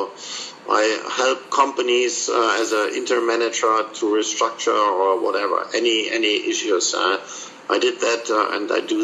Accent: Munich, Bavaria, Germany; I was born in Munich

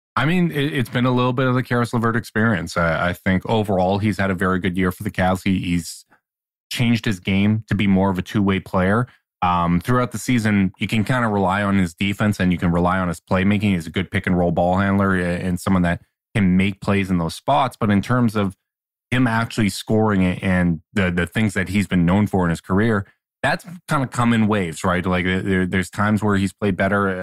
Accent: Canada; as a Canadian

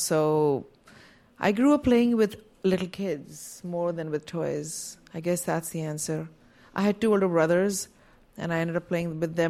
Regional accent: India; now in United States; I grew up in India, and Play-Doh doesn't exist there. So at least it didn't when I was growing up.

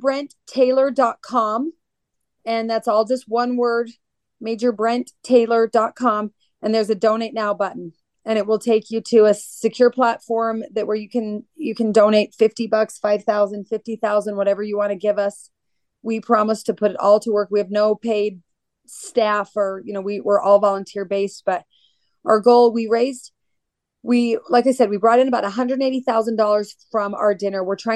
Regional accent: Georgia, United States; Columbus, Georgia. Most of the families of the fallen Global War on Terrorism military members here in my home state probably don't even know that wall exists.

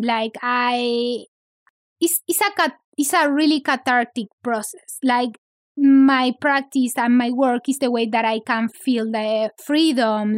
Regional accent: Santiago, Santiago Metropolitan Region, Chile; English is a second language; moved away as an adult; now in Los Angeles, United States; I grew up in Santiago

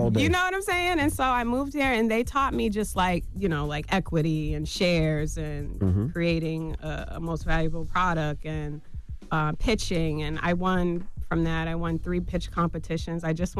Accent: Boston, Massachusetts, United States; From Boston. Mm-hmm. I'm from Boston, Mass.

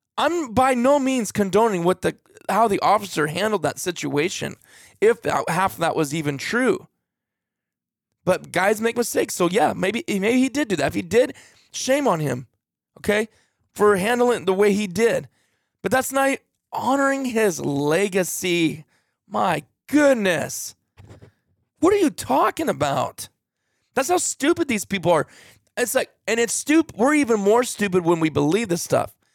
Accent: United States; I'm American

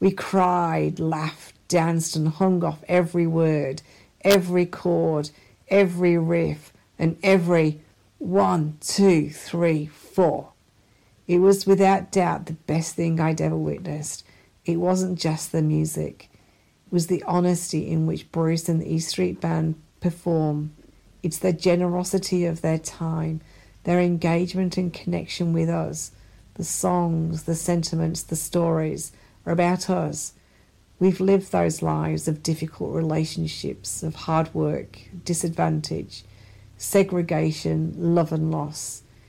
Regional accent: Blackpool, North West England, United Kingdom; now in Australia; I currently live in Australia, but I'm originally from England, northwest coast of England, a place called Blackpool.

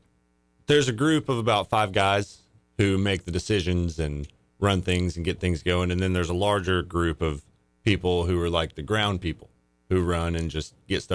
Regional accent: Walker County, North Georgia, United States; We're all from different parts of North Georgia. Like Nate and Adam are from Dade County and I'm from Walker.

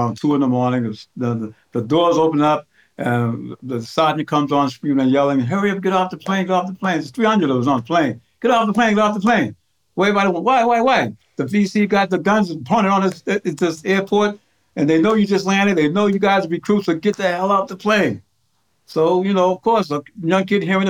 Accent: Boston, Massachusetts, United States; also born or lived in the Southern United States; We grew up in Roxbury, Dorchester, part of Boston

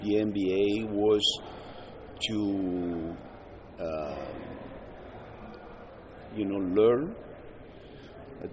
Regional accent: Brescia, Lombardy, Italy; In Brescia, yes, yeah. my hometown.

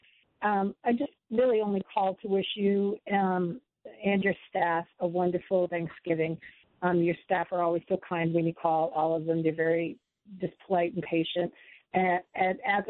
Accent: Boston area, New England, Massachusetts, United States; That's my hometown

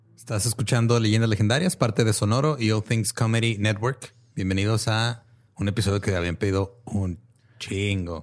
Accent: Mexico; nací en México.

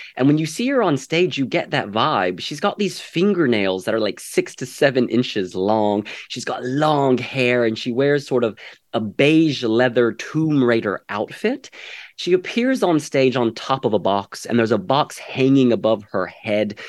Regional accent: Ireland; now in San Francisco, United States; I was born and raised in Ireland

